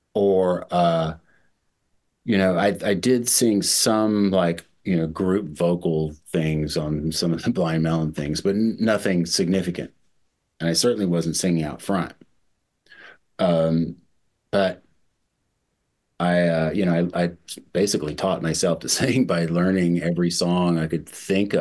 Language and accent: English; Mississippi, United States; moved away; also born or lived in New York City; I grew up in the South. I grew up in Mississippi